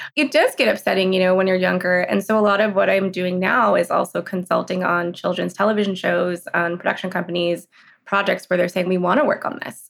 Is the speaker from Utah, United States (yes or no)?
no; Los Angeles, California, United States; also born or lived in San Francisco / Boulder, Colorado; I'm in Los Angeles now. I grew up here.